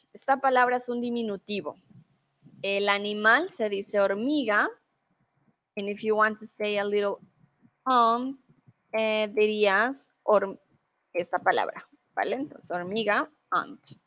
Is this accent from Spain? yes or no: no; Colombia; now in Germany